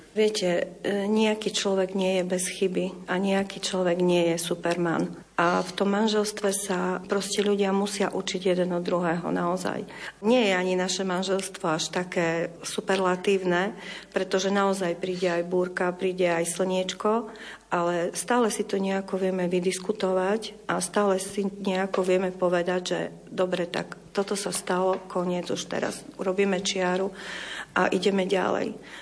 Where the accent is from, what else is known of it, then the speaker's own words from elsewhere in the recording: eastern Slovakia, Slovakia; moved away; sme boli z východu